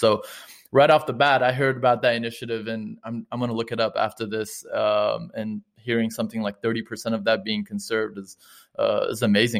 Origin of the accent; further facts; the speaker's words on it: United States; I'm from the States